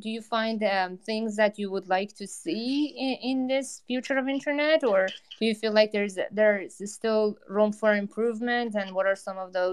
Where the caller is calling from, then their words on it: New York, United States; i'm in new york